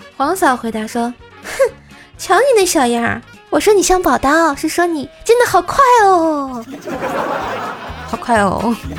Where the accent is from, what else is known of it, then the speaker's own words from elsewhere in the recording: Tianjin, China; 姐姐我也是天津的呀